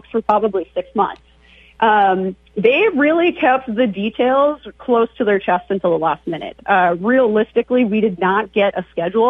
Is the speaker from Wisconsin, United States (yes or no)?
no; Devils Lake, North Dakota, United States; moved away; I grew up there